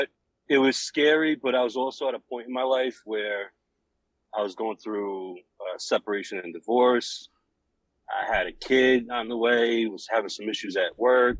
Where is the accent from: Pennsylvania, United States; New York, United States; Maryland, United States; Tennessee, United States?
New York, United States; moved away; growing up in New York, I used to hang out in a couple factories.